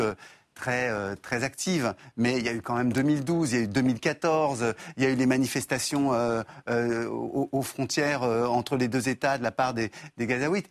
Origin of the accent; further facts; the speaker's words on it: France; nous sommes français